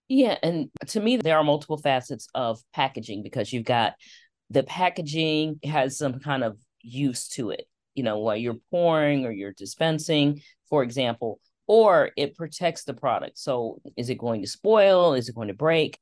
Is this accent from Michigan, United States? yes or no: yes; Detroit, Michigan, United States; growing up in Detroit, one of the things my father used to do was take us on Saturday mornings to tour our automotive plants